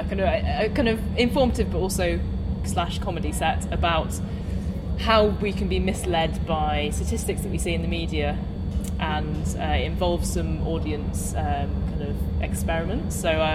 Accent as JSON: {"language": "English", "area": "Cornwall", "region": "South West England", "country": "United Kingdom", "tie": "born or raised there", "said": "I grew up in Cornwall, so in the countryside and a very small local school."}